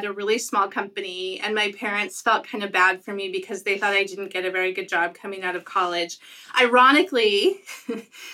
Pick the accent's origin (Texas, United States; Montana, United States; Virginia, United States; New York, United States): Montana, United States; Billings; also born or lived in Seattle; now in Portland, United States; I grew up in Billings, Montana